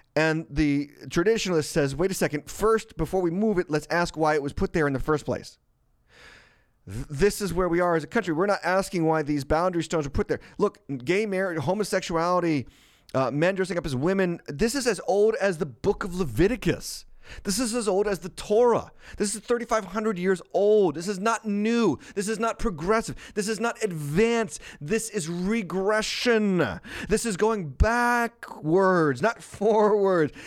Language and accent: English; Massachusetts, United States; moved away as an adult; I was born and raised in Massachusetts